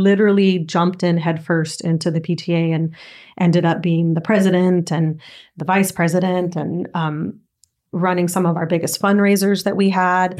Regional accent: Southern California, United States; also born or lived in Nicaragua; from four until my full team, everything, I was in Southern California

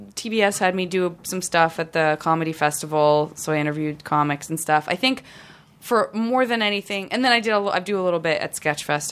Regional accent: San Francisco, California, United States; growing up in San Francisco

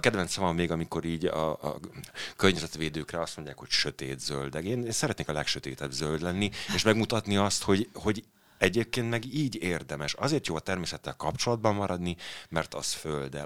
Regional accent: Bonyhád, Tolna, Hungary; also born or lived in Kaposvár area; now in Budapest, Hungary; én egyébként egy panelgyerek vagyok, Bonyhádon születtem egy kisvárosban

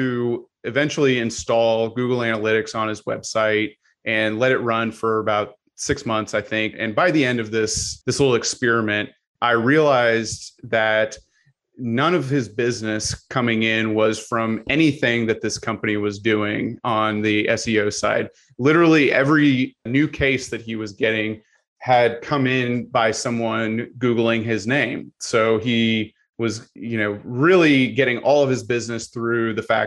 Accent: Missouri, United States; I am originally from Missouri

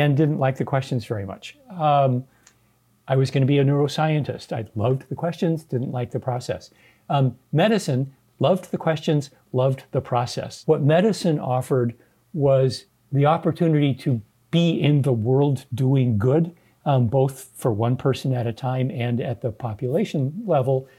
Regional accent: Southern California, United States; moved away as an adult; now in Sacramento, United States; I am a California native. Uh, my father was born here. My mom came here from Minnesota when she was three. I grew up in Southern California

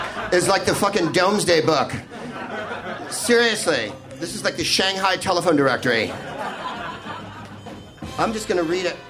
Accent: San Francisco, California, United States; now in Los Angeles, United States; I'm from San Francisco and I live in L.A.

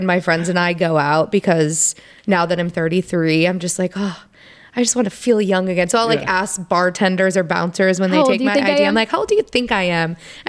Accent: De Pere, Wisconsin, United States; also born or lived in Milwaukee; I grew up in De Pere and I loved it

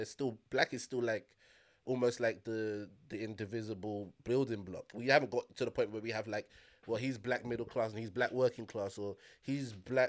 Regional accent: Liverpool, North West England, United Kingdom; I'm from Liverpool. I'm a... I'm a Scouser. If a Scouser does well, then I feel connected to that.

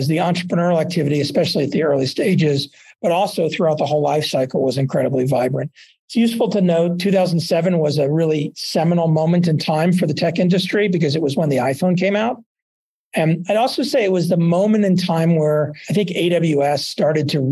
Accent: Dallas, Texas, United States; also born or lived in Boulder; now in Aspen, United States; I grew up in Dallas.

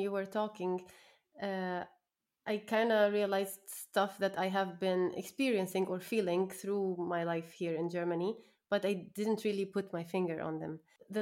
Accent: Jordan; moved away as an adult; I grew up in Jordan, born in Jordan, and I left Jordan when I was 24 years old

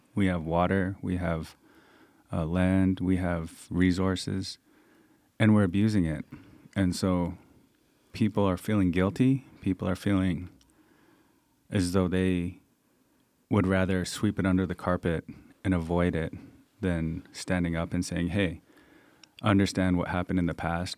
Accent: Coast Salish Territories, British Columbia, Canada; also born or lived in Thunder Bay / Victoria; I'm from the Stallow Nation, which is the Coast Salish Territories in, uh, the, on the West Coast

